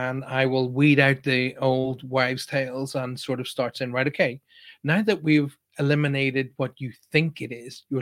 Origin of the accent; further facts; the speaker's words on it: Ireland; I'm obviously Irish and I come from a very, very deep religious background